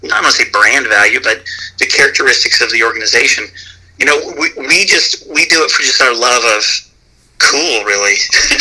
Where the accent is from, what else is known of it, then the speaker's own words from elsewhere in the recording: Fort Worth, Texas, United States; moved away as an adult; now in Austin, United States; I'm born and raised in Fort Worth, but I'd moved down to Austin for work